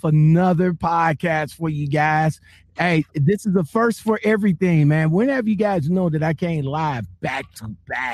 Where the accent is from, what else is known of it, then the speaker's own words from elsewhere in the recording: Cleveland, Ohio, United States; Cleveland. That's my home.